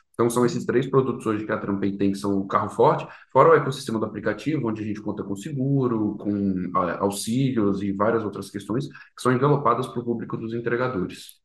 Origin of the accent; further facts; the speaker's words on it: Brasília, Federal District, Brazil; E sou de Brasília, natural de Brasília, meu pai é carioca, minha mãe é paulista